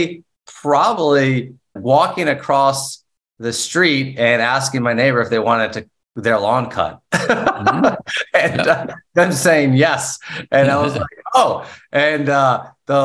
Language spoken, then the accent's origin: English; South Carolina, United States; now in Knoxville, United States; I grew up in South Carolina